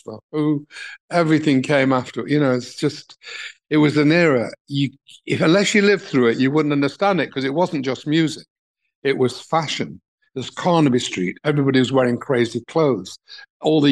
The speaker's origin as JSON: {"language": "English", "region": "England", "country": "United Kingdom", "said": "I'm from England."}